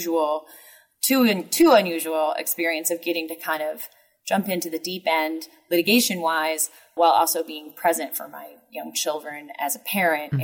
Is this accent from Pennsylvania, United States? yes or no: no; Indianapolis, Indiana, United States; now in St. Louis, United States; I'm originally from Indianapolis, and my husband is from St. Louis